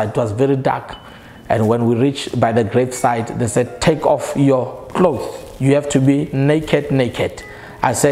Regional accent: South Africa; I come from South Africa

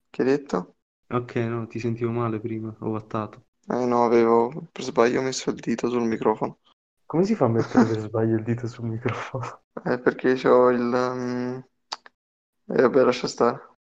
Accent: Naples, Campania, Italy; accent: Neapolitan

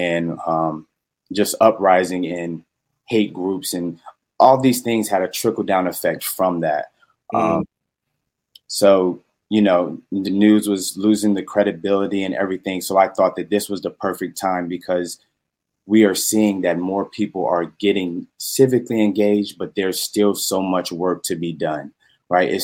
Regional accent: Petersburg, Virginia, United States; also born or lived in Horry County, South Carolina; I am originally from Petersburg, Virginia

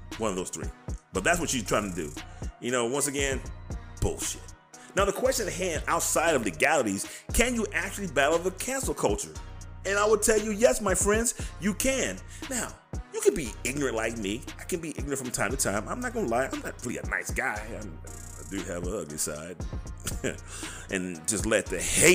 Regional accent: United States; I'm an American. We are Americans

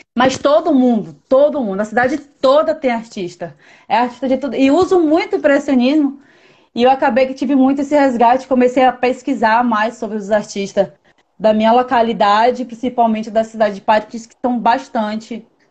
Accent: Manaus, Amazonas, Brazil; moved away as an adult; also born or lived in São Paulo / Bahia; Eu moro fora, eu sou amazonense, a minha família é toda de lá e eu moro fora de Manaus desde 2010

